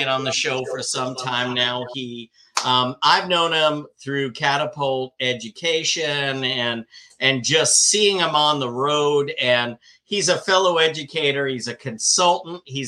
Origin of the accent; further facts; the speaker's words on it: Old Bridge, New Jersey, United States; I grew up in Old Bridge